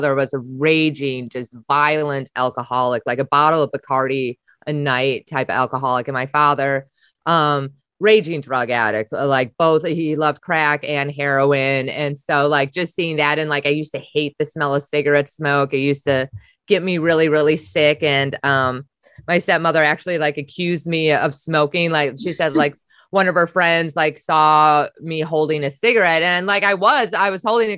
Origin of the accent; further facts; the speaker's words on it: Wisconsin, United States; moved away; I'm from Wisconsin